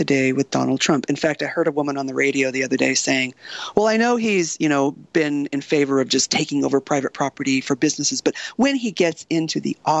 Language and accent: English; Coronado, California, United States; I grew up in Coronado, you know, very Republican, right-wing kind of environment